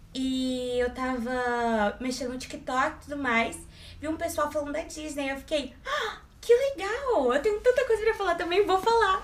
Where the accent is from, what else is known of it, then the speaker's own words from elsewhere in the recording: Brasília, Federal District, Brazil; moved away as an adult; now in Rio de Janeiro, Brazil; eu também sou de Brasília